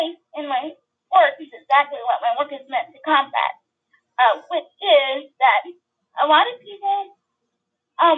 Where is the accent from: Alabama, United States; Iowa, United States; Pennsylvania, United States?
Alabama, United States; Mobile; I'm from Mobile, Alabama